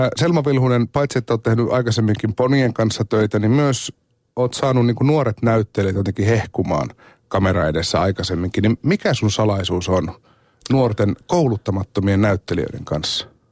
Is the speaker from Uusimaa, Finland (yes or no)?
no; Oulu, North Ostrobothnia, Finland; Ouluun, joka on mun kotikaupunki